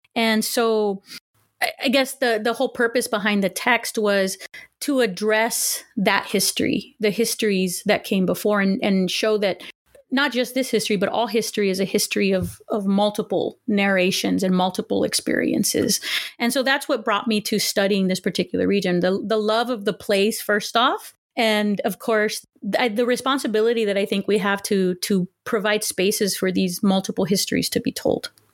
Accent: Los Angeles, California, United States; first language Spanish; English is a second language; also born or lived in Huntington Park, California / Texas / Pasadena, California; So I was born in Huntington Park, California, um, to working class family, and I'm the eldest of two children. And I pretty much grew up in in the LA area

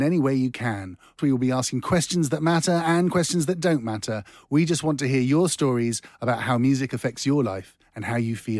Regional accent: Ireland; we're Irish.

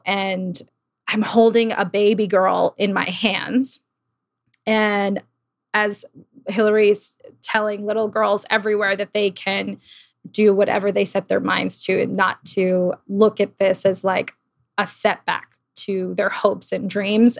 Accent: Old Bridge, New Jersey, United States; now in New York, United States; I grew up in New Jersey, um, in a town called Old Bridge

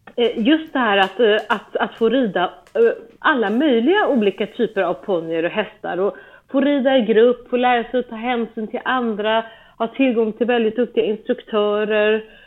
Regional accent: Stockholm, Stockholm County, Sweden; moved away as an adult; now in Germany; vi började på, eh, på ridskolan i närheten av där vi är uppvuxna

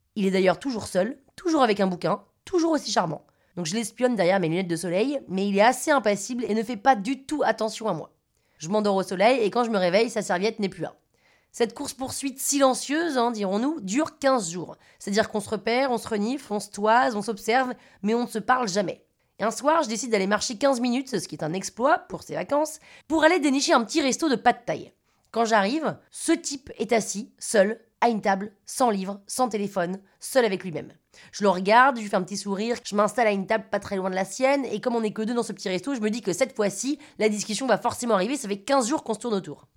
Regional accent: Paris, Île-de-France, France

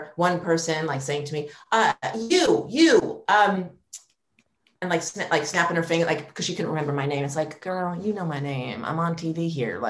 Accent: New York, United States; moved away as an adult; New York's my hometown. I've never wanted to leave

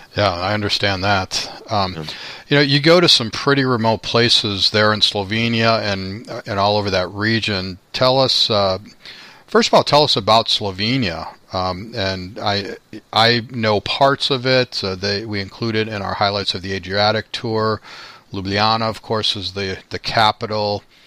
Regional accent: Chicago, Illinois, United States; I'm from Chicago

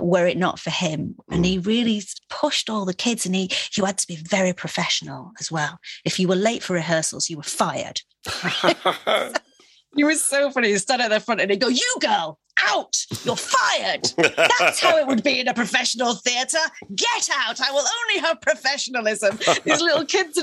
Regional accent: Manchester, North West England, United Kingdom; now in London, United Kingdom; growing up in Manchester, it was so full of the arts, music and theatre

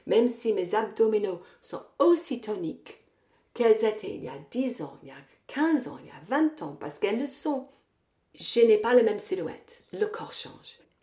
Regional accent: England, United Kingdom; French is a second language; now in France; je suis anglaise, je vais souvent en Angleterre euh, je vais pas à Londres, je vais dans une petite ville euh, dans le nord

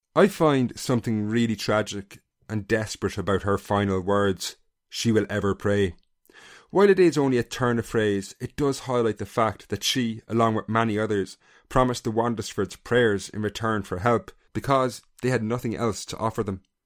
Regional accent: Castlecomer, Leinster, Ireland; my hometown of Castlecomer, County Kilkenny

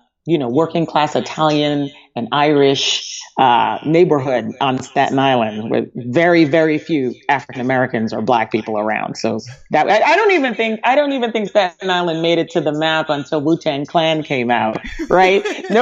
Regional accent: Antigua & Barbuda; born there; also born or lived in Montserrat; So I was born on Antigua, which is an island, which I guess it's, you know, maybe about 20 miles from Montserrat.

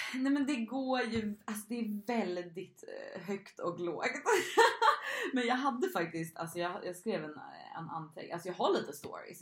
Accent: Stockholm, Stockholm County, Sweden; moved away as an adult; now in Gotland, Sweden; jag är från Stockholm, men jag bor just nu på Gotland

